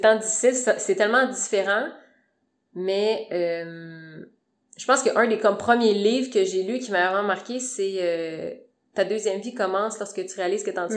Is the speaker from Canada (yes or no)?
yes; Sherbrooke, Quebec, Canada; moved away as an adult; now in Montreal, Canada; j'ai étudié à Sherbrooke, fait que je viens de Sherbrooke